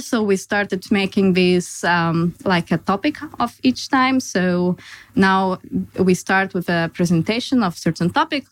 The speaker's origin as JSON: {"language": "English", "country": "Lithuania", "also_born_or_lived": "Denmark", "moved": "as an adult", "lives_now": "Copenhagen, Denmark", "said": "I'm originally Lithuanian, and I moved to Denmark five years ago for my studies"}